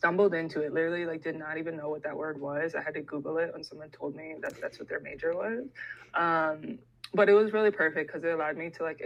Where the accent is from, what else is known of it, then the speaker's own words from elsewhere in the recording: Ohio, United States; moved away as an adult; also born or lived in Dominican Republic; I'm from Ohio and we like don't have people from the diaspora there